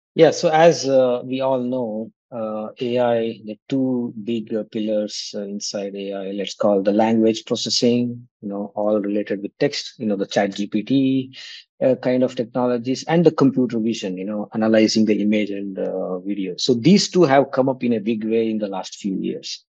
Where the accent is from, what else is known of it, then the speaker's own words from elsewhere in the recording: Kannadiga, Karnataka, India; moved away as an adult; also born or lived in Kanpur, India; i'm a kannadiga so i uh, left uh, india after my studies from iit kanpur